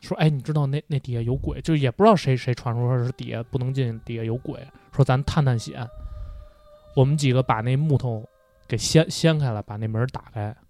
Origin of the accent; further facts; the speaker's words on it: Beijing, China; 呃三里屯儿，因为三里屯儿最早我不知道你们知不知道，最早三里屯儿那边是片墓地。